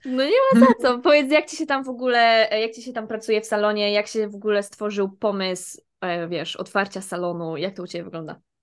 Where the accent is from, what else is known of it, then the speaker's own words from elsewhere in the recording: Silesian Voivodeship, Poland; ja jestem ze Śląska